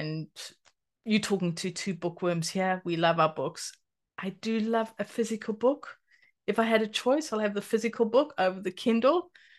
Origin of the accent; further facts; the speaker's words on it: South Africa; because I grew up in South Africa, but my mother and her husband had a farm for a while